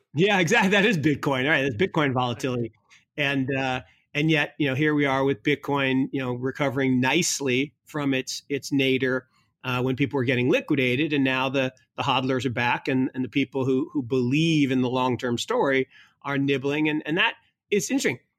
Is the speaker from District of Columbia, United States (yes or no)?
no; Kirkland, Washington, United States; Kirkland, Washington, where I grew up